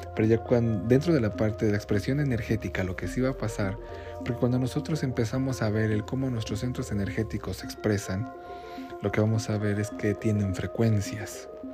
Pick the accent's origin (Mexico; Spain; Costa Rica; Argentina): Mexico; aquí en México